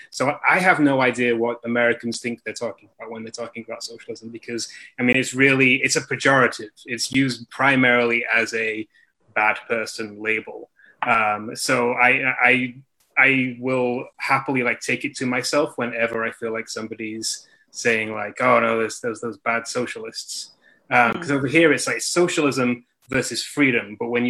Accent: England, United Kingdom; moved away as an adult; now in United States; I have a cool accent because I was born in England

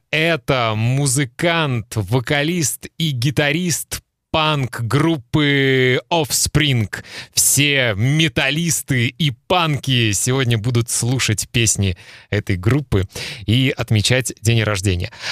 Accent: Kaliningrad, Kaliningrad Oblast, Russia; moved away; города Калининград, откуда я родом и где живут мои родители

